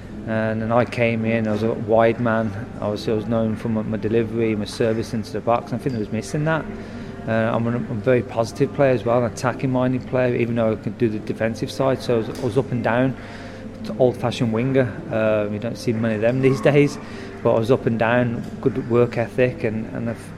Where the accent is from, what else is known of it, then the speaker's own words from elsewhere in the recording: Birmingham, West Midlands, United Kingdom; moved away; I'm a lad from Birmingham